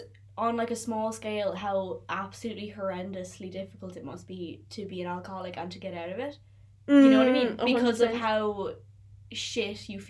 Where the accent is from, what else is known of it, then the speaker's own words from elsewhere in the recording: Tipperary, Munster, Ireland; I'm from Tipperary